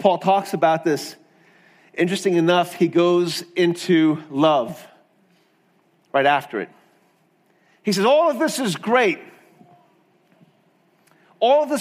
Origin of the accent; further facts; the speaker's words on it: South Africa; Growing up in South Africa